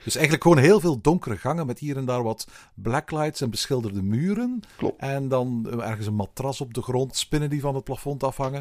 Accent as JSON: {"language": "Dutch", "town": "Antwerp", "region": "Flanders", "country": "Belgium", "said": "hier bij ons in Antwerpen."}